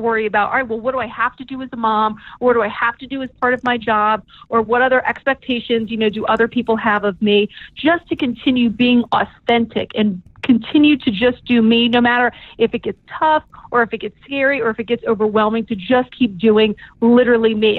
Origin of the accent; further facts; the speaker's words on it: New Orleans, Louisiana, United States; moved away; childhood friends from when we were um, growing up in New Orleans.